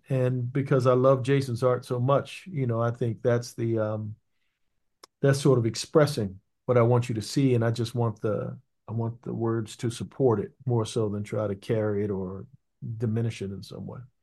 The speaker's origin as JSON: {"language": "English", "region": "Maryland", "country": "United States", "said": "I'm from Maryland"}